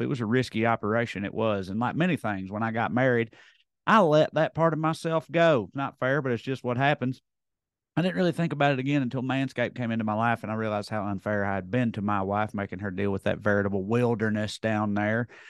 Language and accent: English; Tennessee, United States; I didn't leave the state of Tennessee, I don't think. Well, I grew up on the Kentucky line